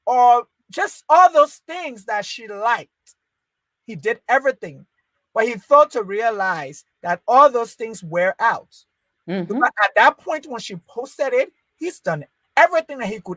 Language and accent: English; Liberia; moved away; I was born in Liberia. I was raised in Liberia.